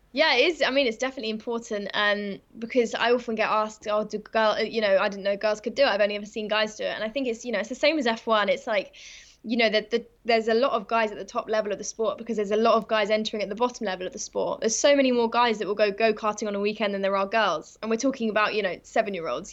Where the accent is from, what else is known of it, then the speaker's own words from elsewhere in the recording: England, United Kingdom; also born or lived in Kent; I'm from England